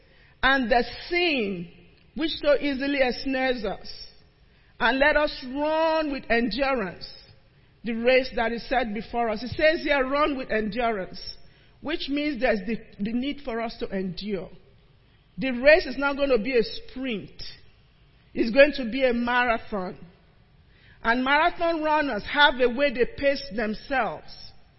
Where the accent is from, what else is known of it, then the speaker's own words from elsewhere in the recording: Nigeria; moved away as an adult; now in United States; When I came from Nigeria, already had a degree, decided I was going to be in this field